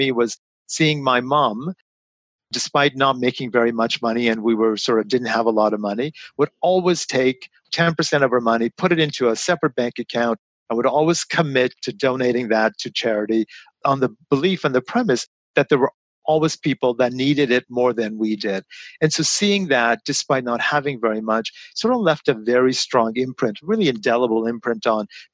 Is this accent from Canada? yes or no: yes; London, Ontario, Canada; all of us ended up moving to London, Ontario. So I was about eight when I came to Canada